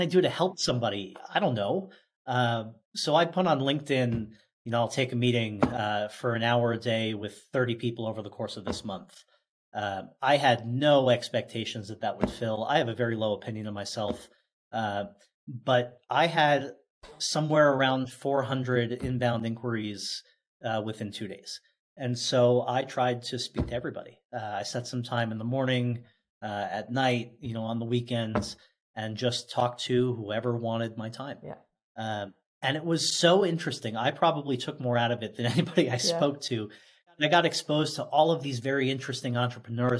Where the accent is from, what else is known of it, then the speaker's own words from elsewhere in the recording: Oceanside, New York, United States; in my hometown of Oceanside, New York